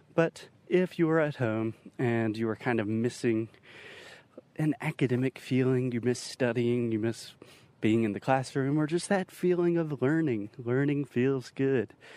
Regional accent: Spartanburg, South Carolina, United States; Spartanburg, South Carolina, which is my hometown, Minas Cidade Natal. This is where I was born and raised

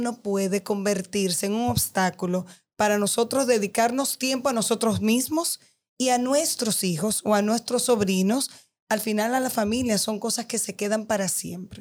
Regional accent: Dominican Republic; hablo de nosotros como dominicanos, yo como dominicana

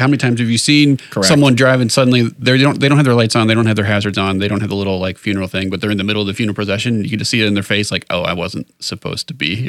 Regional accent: Chicago, Illinois, United States; born or raised there

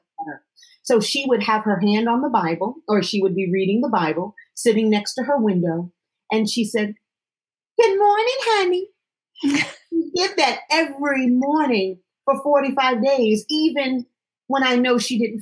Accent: Connecticut, United States; I am from Connecticut

